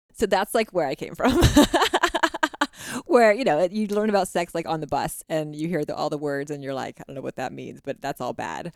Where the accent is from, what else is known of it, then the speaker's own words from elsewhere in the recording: Texas, United States; now in Utah, United States; I grew up in the South, in Texas